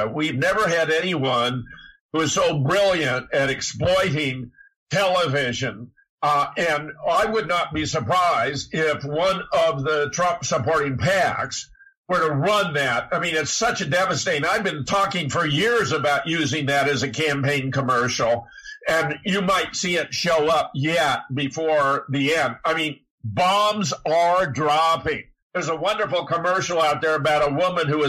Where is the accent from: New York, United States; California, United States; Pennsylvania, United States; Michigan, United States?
California, United States; Pasadena; moved away; also born or lived in Duluth, Minnesota; I was born in Pasadena. I grew up in Southern California